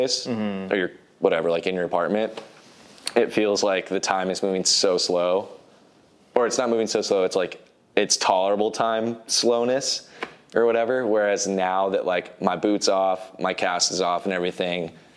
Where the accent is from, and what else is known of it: Corvallis, Oregon, United States; born or raised there; moved away as an adult; also born or lived in San Francisco